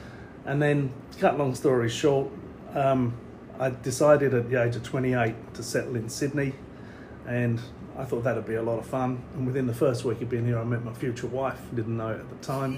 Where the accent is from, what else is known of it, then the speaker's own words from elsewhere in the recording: London, United Kingdom; moved away as an adult; now in Australia; I'm not naturally from this part of the world. I'm from the East End of London. Yep. That's where I grew up. It was a pretty rough place.